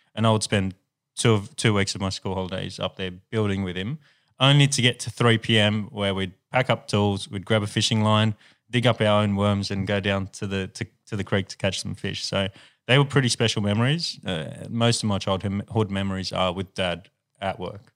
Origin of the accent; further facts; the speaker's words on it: Sydney, New South Wales, Australia; we grew up in, in the ghetto of Sydney